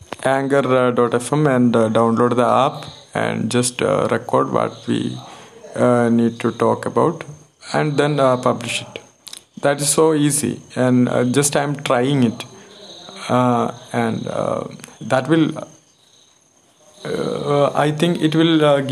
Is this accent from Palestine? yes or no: no; Malayali, Kerala, India; English is a second language; And I'm a Malayali actually